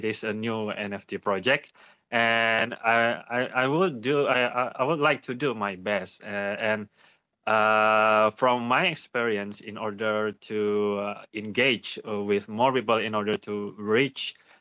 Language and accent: English; Indonesia; I'm from Indonesia